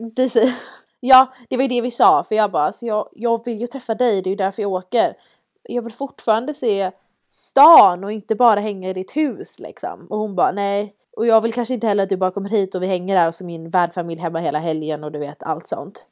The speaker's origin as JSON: {"language": "Swedish", "country": "Sweden", "moved": "yes", "said": "jag är från, jag är från Sverige, jag är van vid snö"}